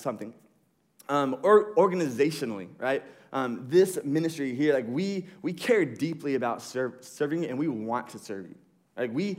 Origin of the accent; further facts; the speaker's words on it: United States; we grew up in America